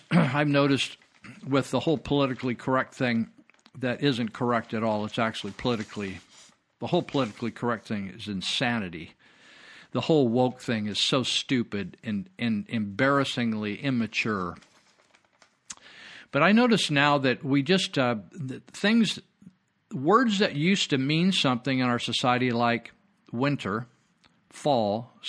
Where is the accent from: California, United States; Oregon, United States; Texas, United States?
California, United States; I was born and raised up here in Northern California in Yuba County.